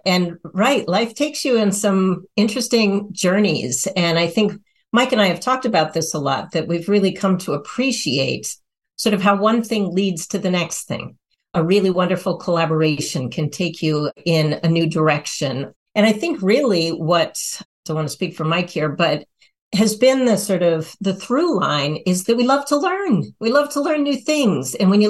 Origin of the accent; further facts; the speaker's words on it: Nepal; born there; I did my fieldwork in Nepal, and I was born in Nepal, actually, too.